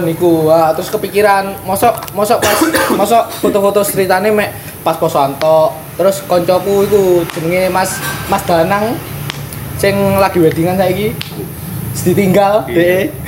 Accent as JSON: {"language": "Indonesian", "town": "Mojoagung", "region": "East Java", "country": "Indonesia", "said": "asal dari Jombang, Mojo Agung."}